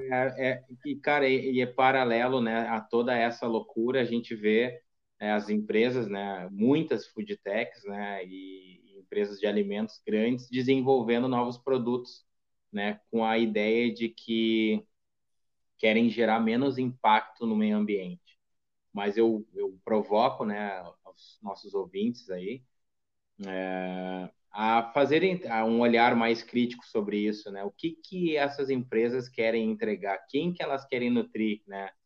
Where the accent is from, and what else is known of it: Brazil